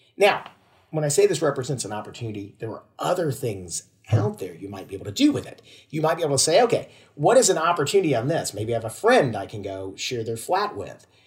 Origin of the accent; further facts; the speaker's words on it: Georgia, United States; moved away; I'm originally from Georgia in the United States